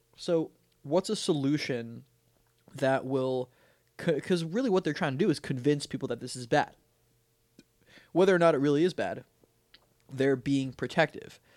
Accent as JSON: {"language": "English", "town": "Weston", "region": "Florida", "country": "United States", "tie": "born or raised there", "said": "we grew up in Weston."}